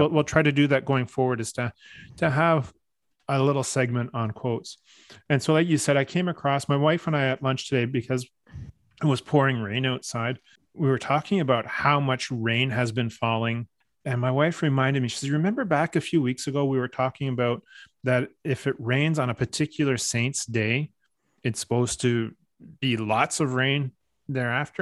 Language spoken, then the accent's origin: English; Canada; Growing up, you know, part French Canadian, part English Canadian